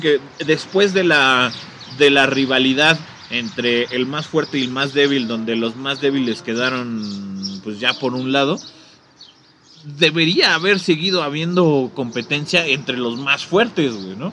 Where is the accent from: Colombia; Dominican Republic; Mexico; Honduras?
Mexico; mis abuelos, desde mis abuelos para acá, güey, somos este más mexicanos que el nopal